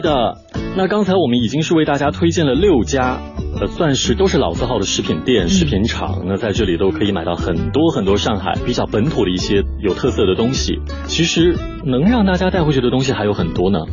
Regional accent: Northeast China, China; now in Shanghai, China; 是咱们东北人很喜欢吃的这个红肠

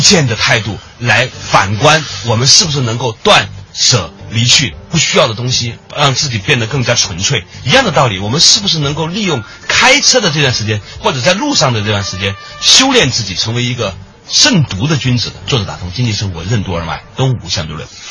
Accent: China; 更能够呈现出我们中国人的风貌

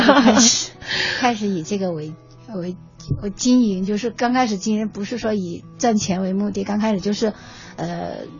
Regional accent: Hunan, China; now in Beijing, China; 我是湖南人

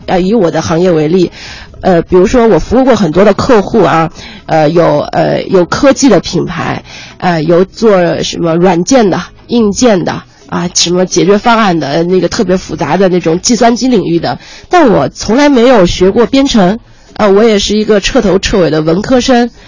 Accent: Ningbo, Zhejiang, China; 我是浙江的宁波人

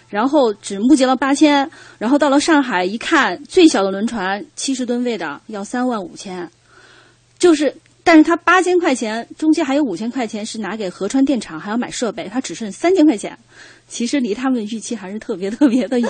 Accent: Sichuan, China; accent: Sichuanese; 我们四川话叫过

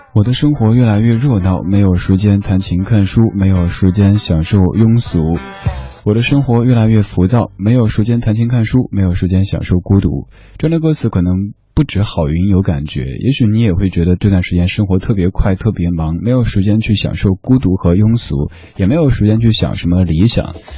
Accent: Shanghai, China; also born or lived in Chengdu, Sichuan; 我老家在成都，小时候生活的地方是上海

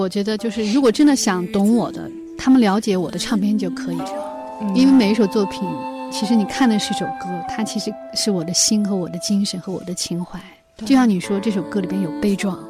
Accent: China; 作为中国人

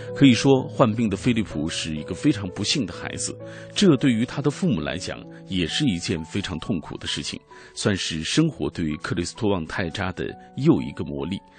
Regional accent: China; 我们中国人表达爱的这种方式

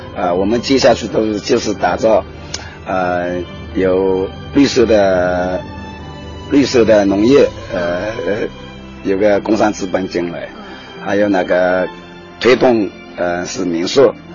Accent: Yuhuan, Zhejiang, China; 我是七三里出生的，嗯。这，这个三里。三里，我们三里是也是玉华的一个东部，嗯。也是靠近东海的。我们村就靠近东海

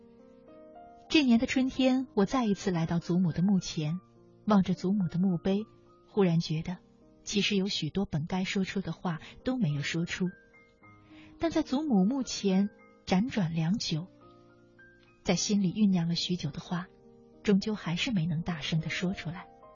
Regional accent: China; 我们中国人

